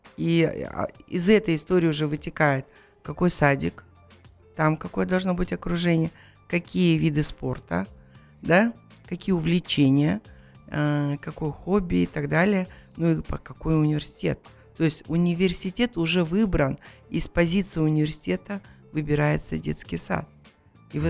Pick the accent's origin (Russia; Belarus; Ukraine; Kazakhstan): Kazakhstan; Мы казахи